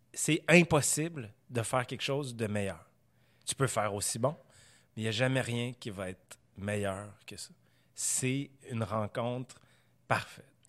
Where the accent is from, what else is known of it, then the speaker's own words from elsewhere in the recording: Quebec, Canada; On est québécois.